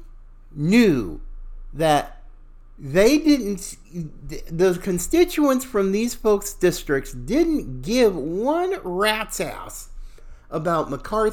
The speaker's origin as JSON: {"language": "English", "town": "Charlotte", "region": "North Carolina", "country": "United States", "tie": "born or raised there", "said": "I too, a Southerner, fifth generation, from Charlotte, North Carolina. I was born in that area"}